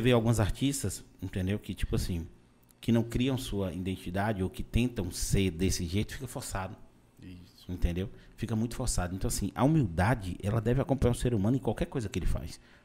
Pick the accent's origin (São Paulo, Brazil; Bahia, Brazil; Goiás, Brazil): Bahia, Brazil; Vitória da Conquista; eu sou de Conquista